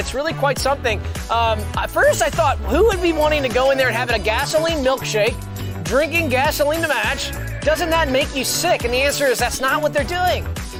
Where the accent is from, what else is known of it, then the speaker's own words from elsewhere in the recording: Savannah, Georgia, United States; I'm from Savannah, where there's lots of golfing